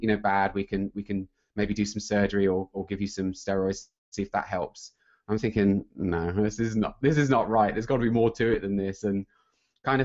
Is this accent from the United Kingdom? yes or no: yes; United Kingdom; accent: British; moved away as an adult; also born or lived in Sunnyvale, California; I'm British